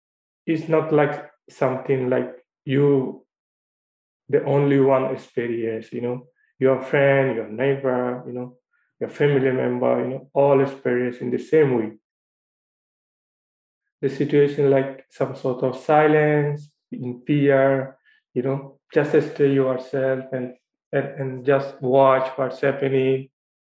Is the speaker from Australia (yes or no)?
no; Myanmar; moved away; the city where I was born in Myanmar, you know. In the area that where I was born, you know, is one of the most isolated zones in the world.